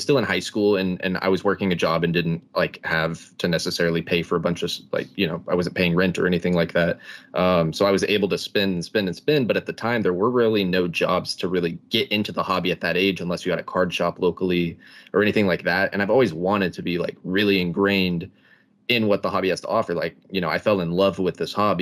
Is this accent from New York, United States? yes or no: no; East Texas, United States; I'm from East Texas